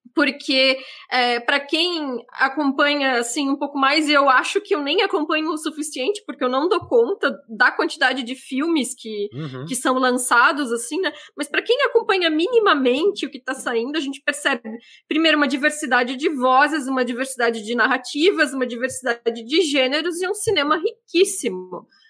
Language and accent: Portuguese; interior of Santa Catarina, Brazil; moved away; eu sou do, do, interior de Santa Catarina e meio que uma das únicas formas de lazer que a gente tinha acesso era é cinema